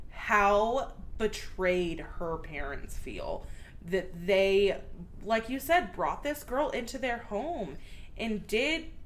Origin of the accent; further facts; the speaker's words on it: El Paso, Texas, United States; born there; also born or lived in Wichita Falls; So, but yeah, I was born in El Paso, and then we lived in Wichita Falls, and then we moved out of state, and then back to Wichita.